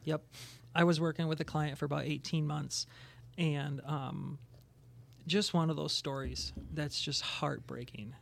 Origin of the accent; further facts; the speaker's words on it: Plymouth, Minnesota, United States; I grew up in the Twin Cities. Uh, Twin Cities is on the west side, Plymouth Boy